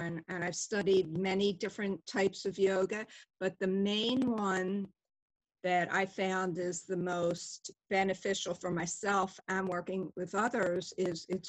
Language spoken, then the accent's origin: English; Philadelphia, Pennsylvania, United States; I grew up in Northeast Philadelphia and had a fun childhood